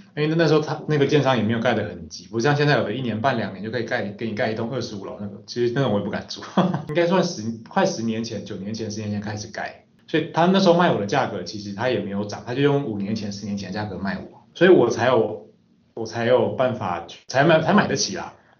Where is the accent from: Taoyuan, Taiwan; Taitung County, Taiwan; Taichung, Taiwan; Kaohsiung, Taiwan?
Taichung, Taiwan; moved away as an adult; also born or lived in Xizhi District, New Taipei; now in New Taipei, Taiwan; 我本身是台中人，目前在新北戏子区租屋，那也是北漂青年的一员